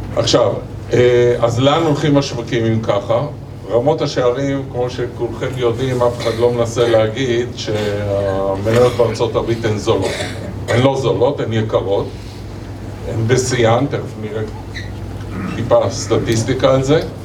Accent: Israel; בהסתכלות שלנו כישראלים

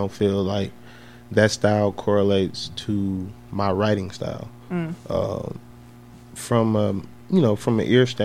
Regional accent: Milwaukee, Wisconsin, United States; I am from Milwaukee, and I'm, you know, our city has room for growth

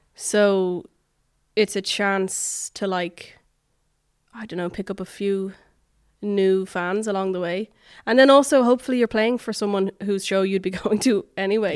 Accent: Dublin, Leinster, Ireland; born or raised there; moved away as an adult; also born or lived in New York

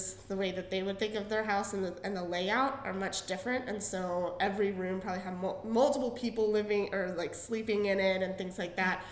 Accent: Frederick, Maryland, United States; I'm from the Frederick area

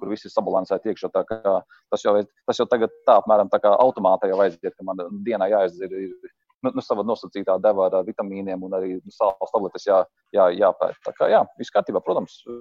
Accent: Ainaži, Limbaži Municipality, Latvia; Ainažu ir mana dzimtā pilsēta.

